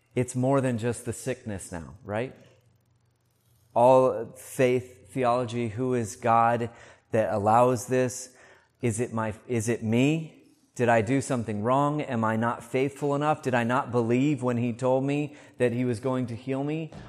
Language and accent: English; United States; moved away; I grew up in the States